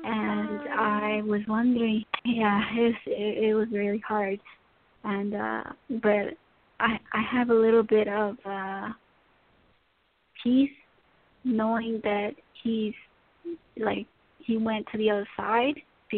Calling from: Tennessee, United States

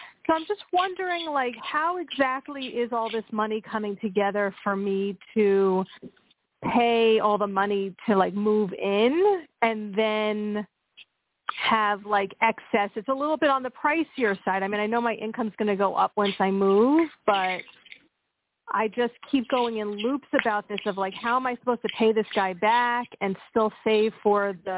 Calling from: Pennsylvania, United States

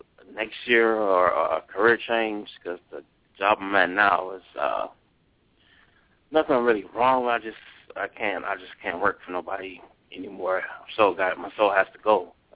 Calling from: Cleveland, Ohio, United States; calling from Cleveland.

